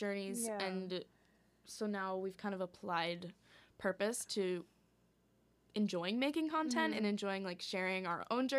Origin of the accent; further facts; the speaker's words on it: New Hampshire, United States; also born or lived in Hong Kong; So we originally grew up around like New Hampshire, Boston, New England area.